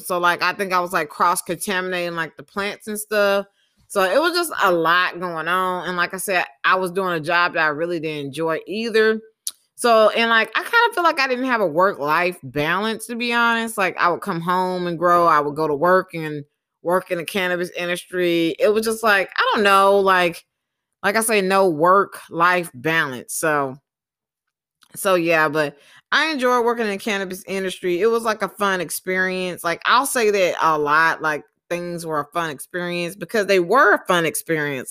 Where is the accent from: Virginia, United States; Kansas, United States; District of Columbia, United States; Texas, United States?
Texas, United States; moved away; also born or lived in Mobile, Alabama / Utah; I moved to Texas when I was about four years old. Um, I lived in Texas for most of my life